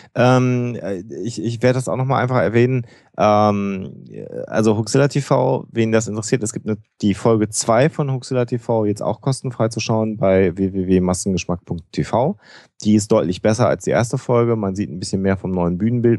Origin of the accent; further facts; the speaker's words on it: North Rhine-Westphalia, Germany; Ich bin Ostwestfale